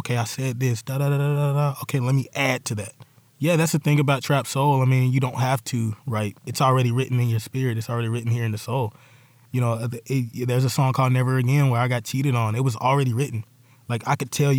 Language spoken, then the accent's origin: English; Charlotte, North Carolina, United States; I'm from Bates Ford, and we grew up on that street. That street is called St. Luke